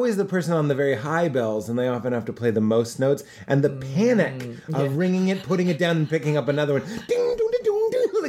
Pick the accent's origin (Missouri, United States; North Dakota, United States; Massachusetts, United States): Massachusetts, United States; Boston; the Boston Globe, my hometown newspaper